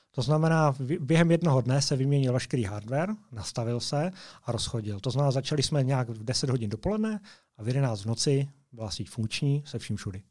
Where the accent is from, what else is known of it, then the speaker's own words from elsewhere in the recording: Moravia, Czechia; moved away as an adult; now in Slovakia; jsem z Moravy